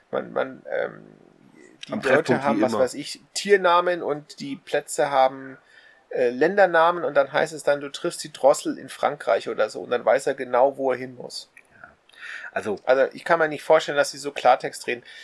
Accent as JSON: {"language": "German", "country": "Germany", "said": "Ich bin Deutscher und ich habe von Nelson gehört."}